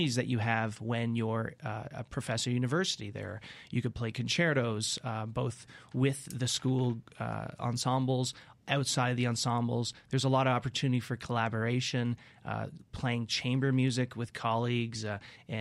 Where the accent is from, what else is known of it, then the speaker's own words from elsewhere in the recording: Canada; now in Fort Collins, United States; you probably hear it. I'm from Canada originally.